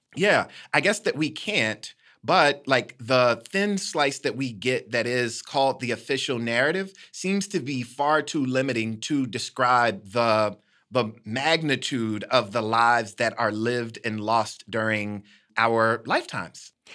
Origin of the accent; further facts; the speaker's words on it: Decatur, Illinois, United States; my hometown, Decatur, Illinois